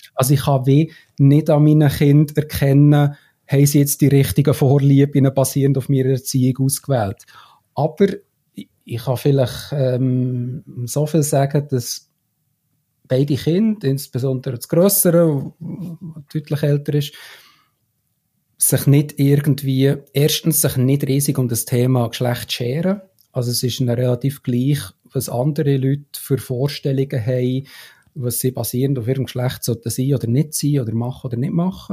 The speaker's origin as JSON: {"language": "German", "country": "Switzerland", "said": "als Schweizer"}